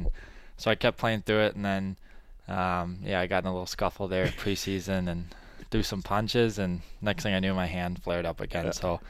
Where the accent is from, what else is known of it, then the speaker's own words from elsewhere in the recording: Bloomington, Minnesota, United States; moved away as an adult; I'm from Bloomington, Minnesota. Okay. Grew up there